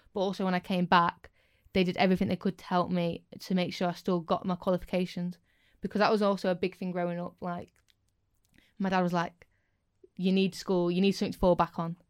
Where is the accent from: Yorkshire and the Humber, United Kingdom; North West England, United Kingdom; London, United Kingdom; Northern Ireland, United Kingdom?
Yorkshire and the Humber, United Kingdom; Scunthorpe; being from Scunny, but to me, it's home and I love it.